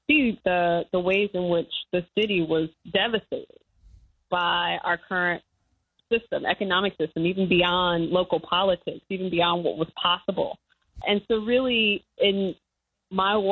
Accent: Gary, Indiana, United States; I grew up in Gary, Indiana

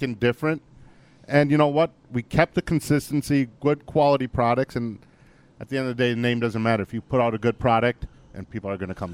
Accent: Green Bay, Wisconsin, United States; also born or lived in India; we grew up in Green Bay

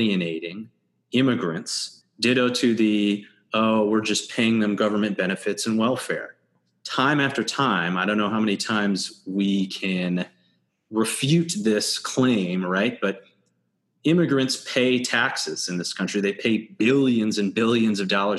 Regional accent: Red Creek, New York, United States; growing up in Red Creek

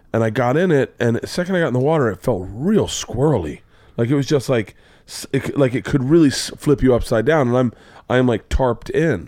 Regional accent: Florida, United States; I grew up in Florida

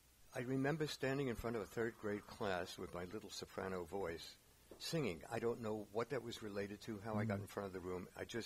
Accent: New York City, New York, United States; moved away; also born or lived in San Francisco Bay Area; I grew up in the Bronx.

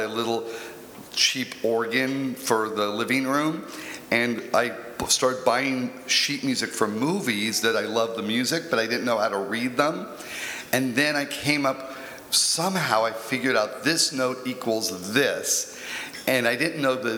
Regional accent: Bakersfield, California, United States; now in Los Angeles, United States; I grew up in Bakersfield, and there's nothing to do there.

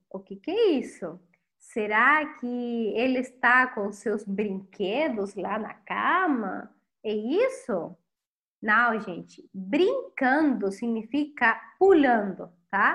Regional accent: Chile; Portuguese is a second language; sou chilena e a tua professora de espanhol

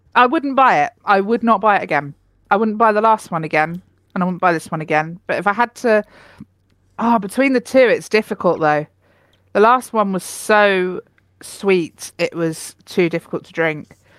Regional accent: United Kingdom; I'm too British

